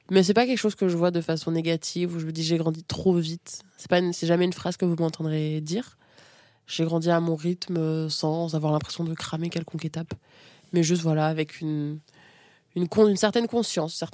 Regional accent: Niamey, Niger; born there; je suis née au Niger, donc Afrique de l'Ouest, à Niamey. J'étais euh, j'ai abandonnée sur un lit d'hôpital quand j'avais 4 jours. Et je me suis retrouvée dans un orphelinat dans lequel j'étais la seule fille, à Niamey.

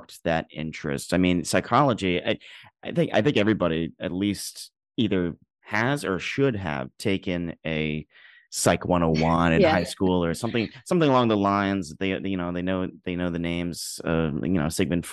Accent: New York, United States; I'm a New Yorker. I was born and raised

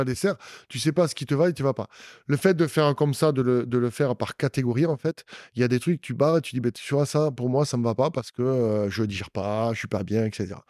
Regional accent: Auch, Occitania, France; also born or lived in Agen; je suis né à Auch donc je suis un vrai, un vrai un vrai gersois, et mes parents sont de là.

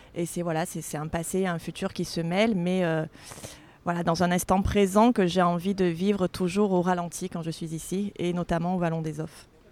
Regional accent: Marseille, Provence-Alpes-Côte d'Azur, France; j'ai jamais été la Marseillaise de service de la rédac, on m'a jamais fait trop de remarques sur mon accent

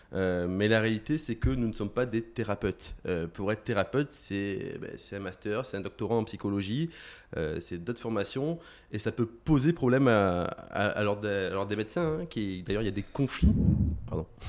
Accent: Aix-en-Provence, Provence-Alpes-Côte d'Azur, France; moved away as an adult; also born or lived in Marseille / Nancy; je suis né sur Marseille, j'ai grandi sur Aix-en-Provence.

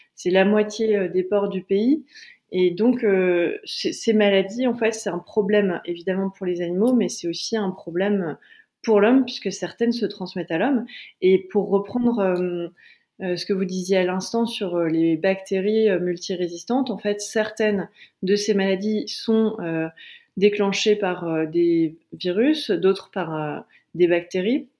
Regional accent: Calais, Hauts-de-France, France; moi je viens de Calais

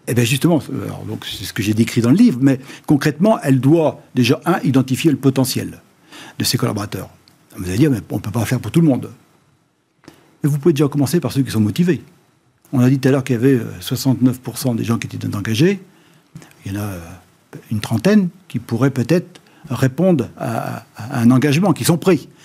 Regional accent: Noirmoutier-en-l'Île, Pays de la Loire, France; je viens de Normoutier

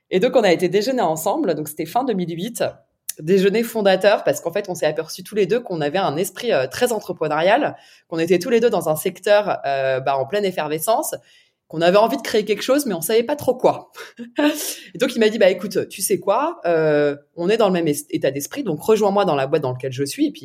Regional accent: Paris, Île-de-France, France; je suis je suis née

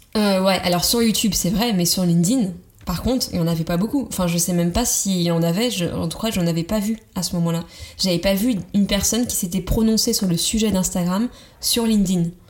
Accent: Vendée, Pays de la Loire, France; moved away as an adult; also born or lived in Nantes; je venais de Vendée, c'est la campagne vendéenne

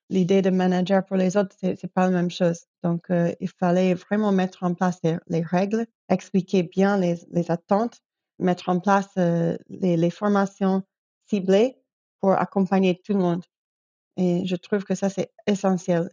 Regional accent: New York, United States; moved away as an adult; also born or lived in Belgrade, Serbia / Europe; Je viens de New York, mais j'ai vécu déjà quinze ans, je crois, de ma vie, euh, en Europe.

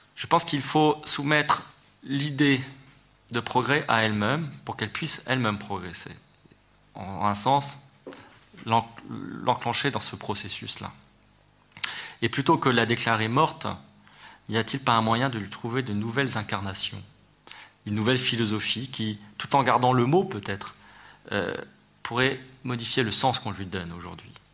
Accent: France

